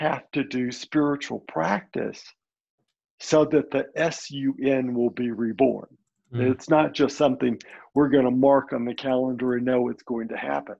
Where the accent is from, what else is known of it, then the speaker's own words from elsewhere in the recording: Birmingham, Alabama, United States; I'm first generation Lebanese. My parents were born in Lebanon and came to this country as children. Mm. But I was born in Birmingham, Alabama